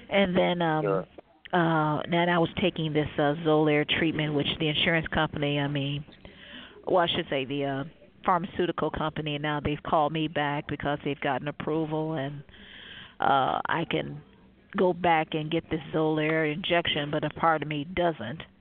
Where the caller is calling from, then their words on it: Cleveland, Ohio, United States; Cleveland, Ohio.